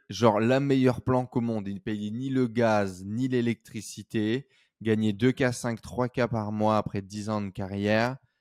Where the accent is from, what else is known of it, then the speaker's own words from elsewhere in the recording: northern France, France; on vient du nord de la France, dans sa grisaille, son froid